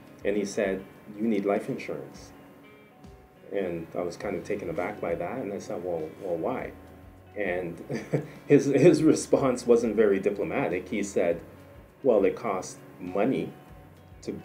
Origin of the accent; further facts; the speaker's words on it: Kitchener, Ontario, Canada; I was raised in Kitchener, Ontario, so Canada is really all I know.